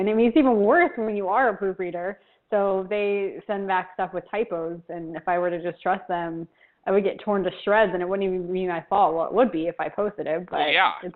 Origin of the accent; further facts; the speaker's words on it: Florida, United States; moved away as an adult; now in Buenos Aires, Argentina; Argentina, but I grew up in Florida